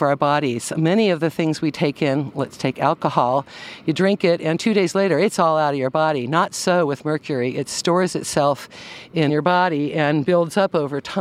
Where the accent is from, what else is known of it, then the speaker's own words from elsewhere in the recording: Concord, California, United States; also born or lived in Penn Valley, Nevada County, California; I was raised in Concord, California on a walnut farm